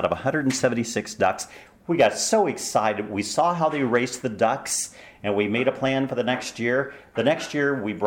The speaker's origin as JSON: {"language": "English", "region": "New Mexico", "country": "United States", "tie": "born or raised there", "also_born_or_lived": "Oklahoma / Würzburg, Germany", "said": "I was born in Oklahoma, raised in New Mexico."}